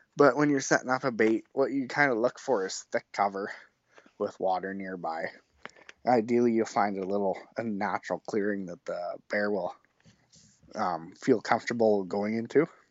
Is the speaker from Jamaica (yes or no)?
no; Rosetown, Saskatchewan, Canada; now in Humboldt, Canada; I grew up in Rosetown, Saskatchewan, which is an hour southwest of Saskatoon